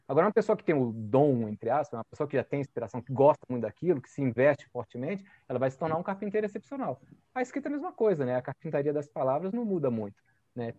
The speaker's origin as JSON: {"language": "Portuguese", "town": "Brasília", "region": "Federal District", "country": "Brazil", "tie": "born or raised there", "also_born_or_lived": "Rio de Janeiro", "said": "eu nasci em Brasília com dois anos de idade, né? Porque eh, eu vim para cá muito cedo"}